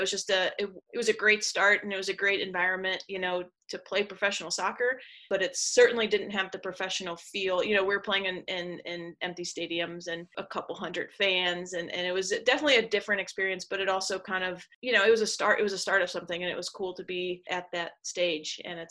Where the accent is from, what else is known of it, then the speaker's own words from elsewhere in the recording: St. Louis, Missouri, United States; my hometown here in St. Louis